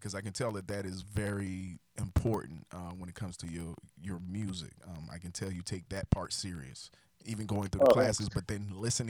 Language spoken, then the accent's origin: English; South Carolina, United States; moved away as an adult; now in North Carolina, United States; I lived in South Carolina, navigated to North Carolina on the border of South Carolina for college, and loved North Carolina right across the border, so I stayed.